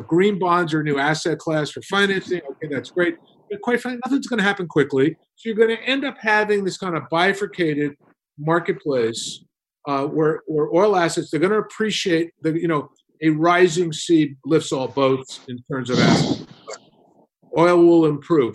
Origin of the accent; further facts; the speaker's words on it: New York, United States; I grew up in New, New York